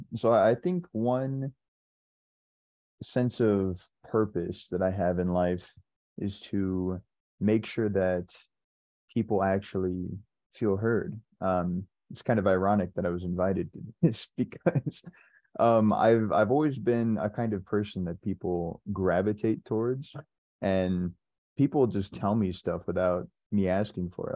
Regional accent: San Diego, California, United States; I am from San Diego, California

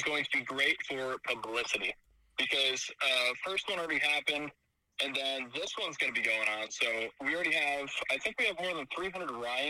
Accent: Fairfield, Iowa, United States; I'm from Fairfield, Iowa.

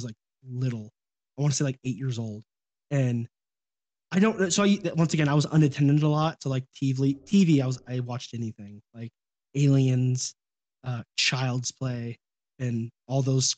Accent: Sacramento, California, United States; I grew up in Sacramento

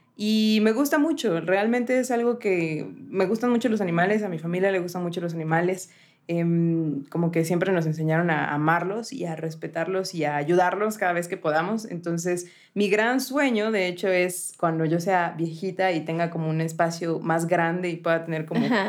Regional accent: Puebla, Mexico; mi ciudad natal

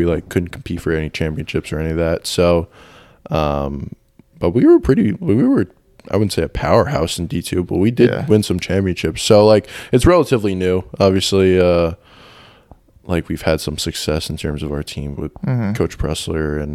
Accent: Westchester County, New York, United States; moved away; from New York originally

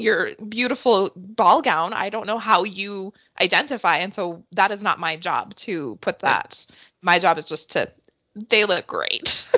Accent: Canada; as a Canadian

